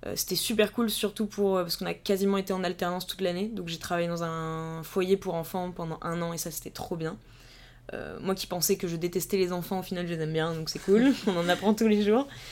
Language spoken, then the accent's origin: French; Vallée de Chevreuse, Île-de-France, France; moved away as an adult; also born or lived in Paris; now in Strasbourg, France; comme je viens de la vallée de Chevreuse, donc qui est quand même un endroit qui est très calme et très petit, même si on n'est pas très loin de Paris, c'est vraiment la campagne